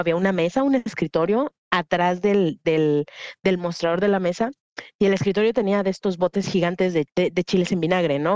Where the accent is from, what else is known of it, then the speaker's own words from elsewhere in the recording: Mexico; moved away as an adult; also born or lived in Mexico City / United States / London; now in Guadalajara, Mexico; A mi ciudad natal llegaron unos grupos de estos delictivos y mi mamá lo que hizo fue mandarme fuera de la ciudad